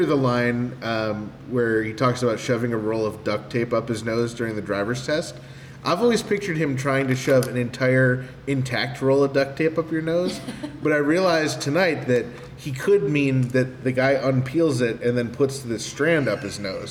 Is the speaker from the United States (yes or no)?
yes; New York, United States; I'm from New York